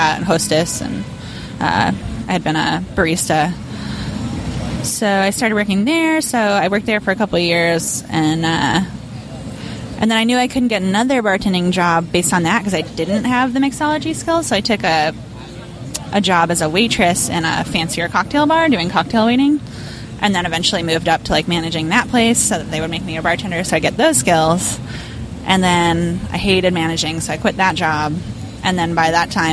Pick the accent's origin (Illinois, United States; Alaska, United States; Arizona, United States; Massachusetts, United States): Illinois, United States; Chicago; moved away as an adult; also born or lived in San Francisco; now in New York, United States; I grew up in Chicago